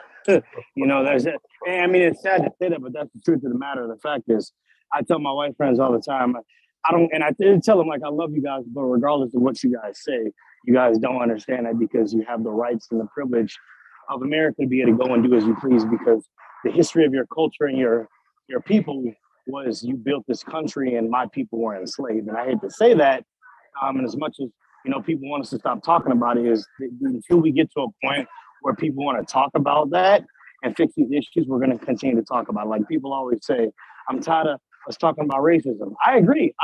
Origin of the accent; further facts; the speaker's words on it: Chicago, Illinois, United States; moved away as an adult; now in Provo, United States; I'm from Chicago